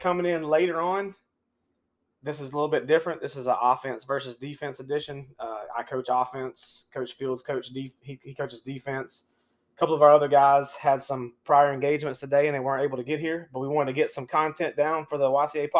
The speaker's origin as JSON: {"language": "English", "town": "Union", "region": "South Carolina", "country": "United States", "tie": "born or raised there", "said": "I am originally from the upstate of South Carolina. I grew up in Union, South Carolina."}